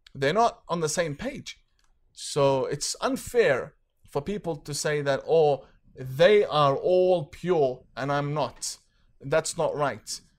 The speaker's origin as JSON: {"language": "English", "country": "Australia", "said": "I'm not from Canada. I'm from Australia."}